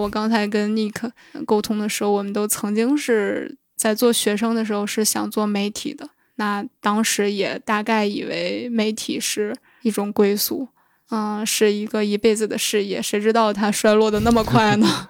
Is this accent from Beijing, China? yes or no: no; Shanxi, China; moved away; 我的老家山西